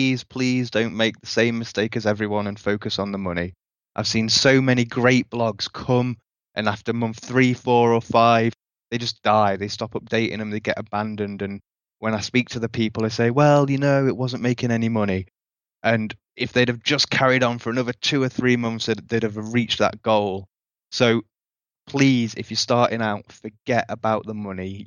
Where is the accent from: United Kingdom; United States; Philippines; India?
United Kingdom; now in Costa Rica; I'm a British guy in Costa Rica right now.